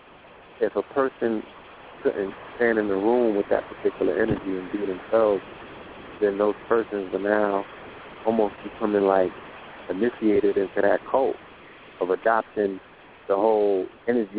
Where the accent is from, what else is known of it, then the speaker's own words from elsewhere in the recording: New York, United States; growing up in New York